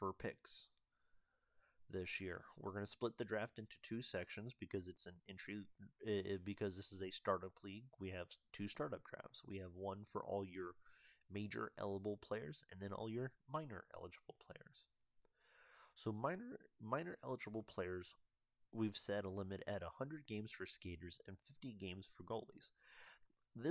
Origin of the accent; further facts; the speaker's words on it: United States; I'm from the United States